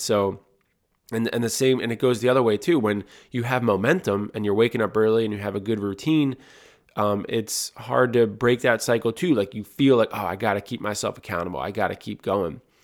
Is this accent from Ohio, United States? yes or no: no; Audubon, New Jersey, United States; where … and I grew up in Audubon, New Jersey